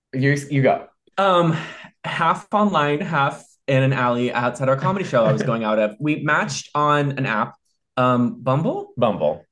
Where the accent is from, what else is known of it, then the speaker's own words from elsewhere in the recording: Ohio, United States; moved away as an adult; also born or lived in Chicago; now in Los Angeles, United States; I'm from Ohio